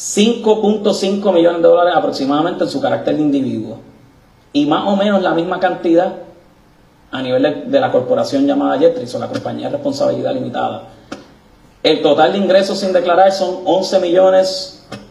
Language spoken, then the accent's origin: Spanish; Puerto Rico; como puertorriqueño